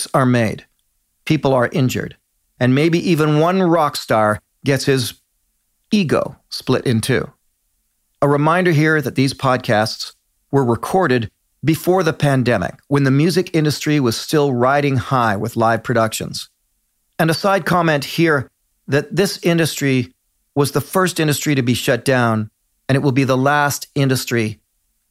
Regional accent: Canada; as a Canadian

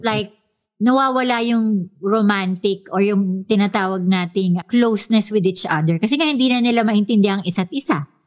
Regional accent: Philippines; kultura natin bilang Pilipino

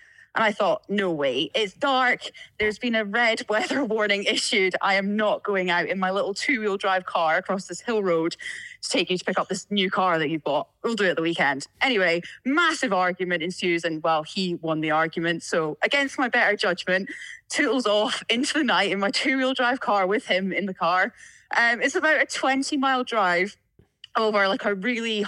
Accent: Tobermory, Scotland, United Kingdom; accent: Scottish; moved away; I grew up just outside of Tobermory, like the north end of the island. So a place called Glengorm.

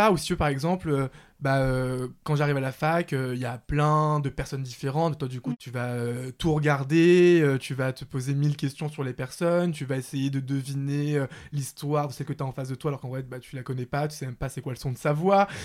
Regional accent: Paris, Île-de-France, France; J'ai grandi à Paris, bah, d'ailleurs pas loin euh, de, chez moi actuellement, chez mes parents dans le 19e.

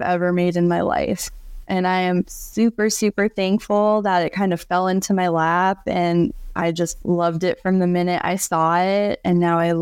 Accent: Florida, United States; I grew up in Florida

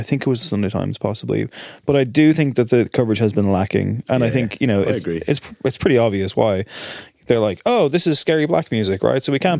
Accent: Drogheda, Leinster, Ireland; I'm from Drogheda for the record.

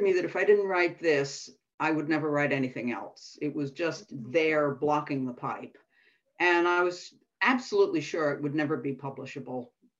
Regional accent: New York City, New York, United States; moved away as an adult; also born or lived in Minnesota; now in Cornwall, United Kingdom; I was born and grew up in New York City.

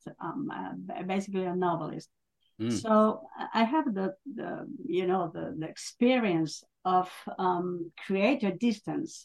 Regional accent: northern Spain, Spain; I'm from Spain, and I'm from the north of Spain

